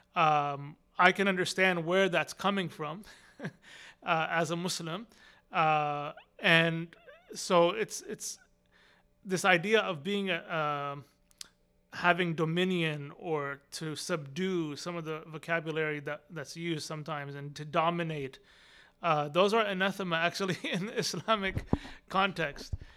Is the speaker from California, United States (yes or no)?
no; Austin, Texas, United States; also born or lived in Arlington, Virginia; I grew up here in Austin. I was born in Arlington, Virginia. And then my parents came to Austin, Texas when I was two years old